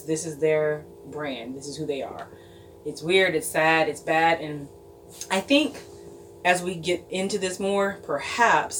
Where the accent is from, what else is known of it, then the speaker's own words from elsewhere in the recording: Chicago, Illinois, United States; I'm from Chicago.